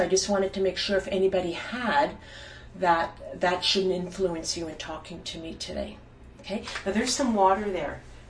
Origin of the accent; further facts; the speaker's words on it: Ottawa, Ontario, Canada; I'm not from Montreal. {S1} Mm-hmm. {S0} I'm from Ottawa.